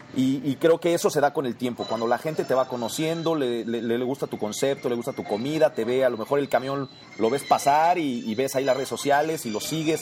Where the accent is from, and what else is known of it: Mexico